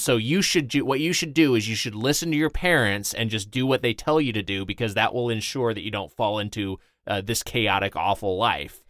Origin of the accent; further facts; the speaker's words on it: Lakewood, California, United States; I'm from, uh, Lakewood, California, so SoCal